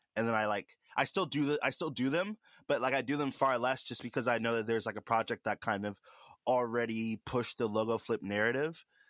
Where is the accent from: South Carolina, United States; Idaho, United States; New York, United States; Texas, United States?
South Carolina, United States; Charleston; I'm from Charleston, South Carolina.